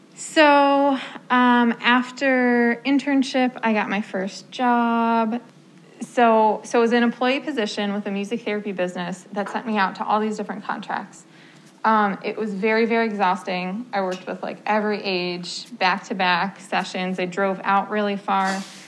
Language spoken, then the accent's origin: English; New Jersey, United States; moved away as an adult; I am from New Jersey came up here um, for college to study music therapy.